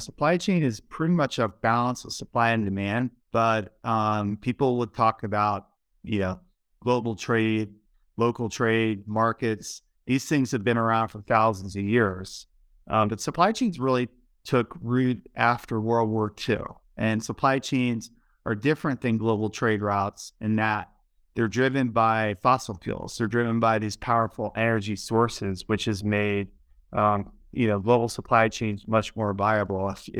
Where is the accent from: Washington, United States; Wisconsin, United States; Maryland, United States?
Maryland, United States; Baltimore; I grew up in Baltimore, Maryland, pretty much right when the deindustrialization started to happen to the country, and it really affected the city where I grew up.